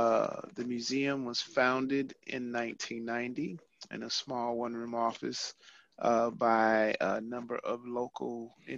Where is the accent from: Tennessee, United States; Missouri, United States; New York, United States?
Missouri, United States; St. Louis; moved away as an adult; also born or lived in Monmouth, Illinois; now in Kansas City, United States; I am originally from St. Louis area, went to high school in East St. Louis, and I am a lifelong St. Louis Cardinals baseball fan. And even though I live here in Kansas City, I've lived here for now 25 years in Kansas City